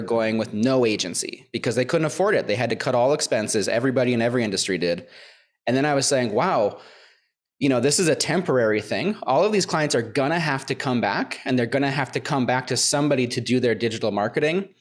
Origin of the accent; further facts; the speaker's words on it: Minnesota, United States; my hometown. I'm from Minnesota